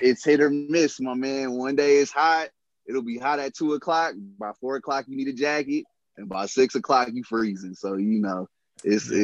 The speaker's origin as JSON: {"language": "English", "town": "San Francisco", "region": "California", "country": "United States", "tie": "born or raised there", "said": "I'm born and raised in San Francisco"}